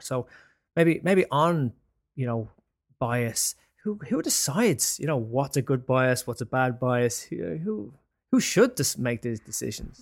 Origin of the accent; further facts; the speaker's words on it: Ireland; now in London, United Kingdom; I'm Irish